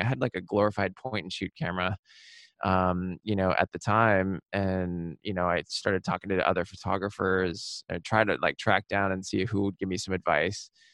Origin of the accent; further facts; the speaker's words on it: Seattle, Washington, United States; now in New York, United States; I was born and raised in Seattle in the suburbs